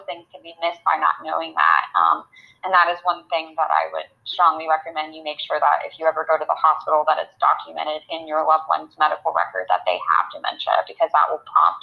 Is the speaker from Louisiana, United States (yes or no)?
no; Florida, United States; moved away as an adult; also born or lived in Alabama; now in Virginia, United States; I grew up in Florida, and I trained in Alabama at the University of Alabama at Birmingham.